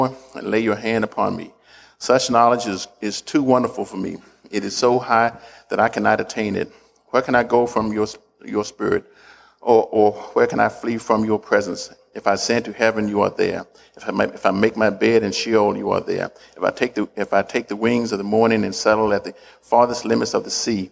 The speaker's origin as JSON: {"language": "English", "region": "the South", "country": "United States", "tie": "born or raised there", "said": "I was born in the South, and I was in the 50s there."}